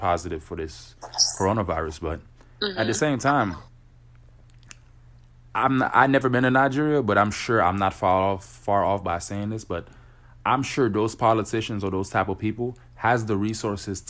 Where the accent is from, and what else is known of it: Haiti; now in Florida, United States